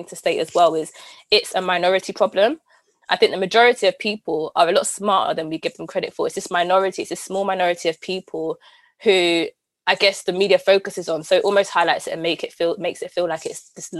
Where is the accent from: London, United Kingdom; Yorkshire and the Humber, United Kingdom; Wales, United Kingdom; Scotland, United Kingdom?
London, United Kingdom; Camden, the greatest borough in the world